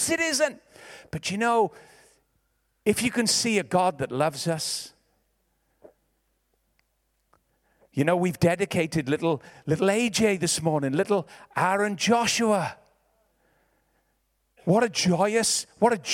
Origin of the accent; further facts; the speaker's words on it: Ebbw Vale, Wales, United Kingdom; I'm from Ebervale. I'm a Valleys boy